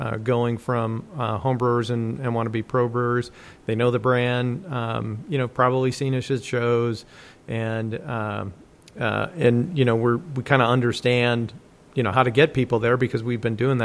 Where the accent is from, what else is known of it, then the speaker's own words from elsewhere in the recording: Dubuque, Iowa, United States; moved away; Dubuque, Iowa is where I grew up